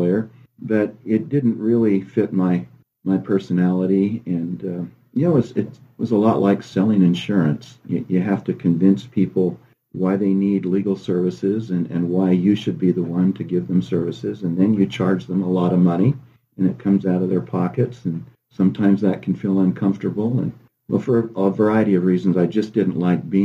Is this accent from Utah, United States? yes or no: yes; Logan, Utah, United States; moved away as an adult; also born or lived in Ithaca, New York / Rochester, New York; I was born and raised in Logan, Utah